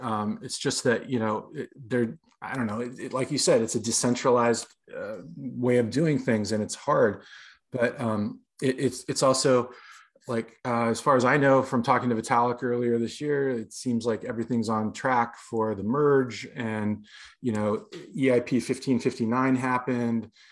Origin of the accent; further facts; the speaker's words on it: Los Angeles, California, United States; moved away as an adult; also born or lived in New York City, United States; I moved back to Los Angeles, my hometown